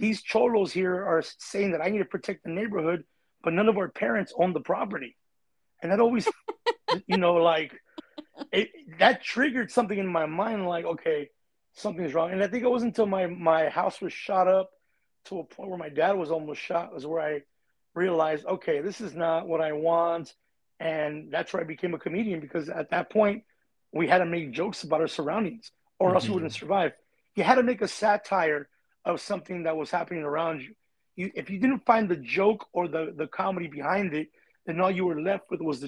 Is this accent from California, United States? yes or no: yes; Artesia, California, United States; also born or lived in Norwalk, California; I grew up in a little hood named Barrio Chivas in the city of Artesia, and then I moved to Norwalk